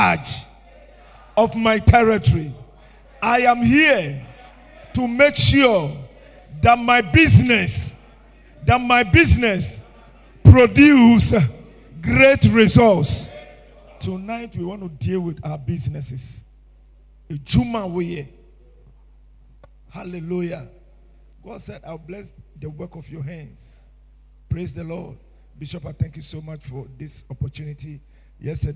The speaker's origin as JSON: {"language": "English", "town": "Tema", "region": "Greater Accra", "country": "Ghana", "tie": "born or raised there", "said": "I was born in Tema in 1966. I grew up in Tema."}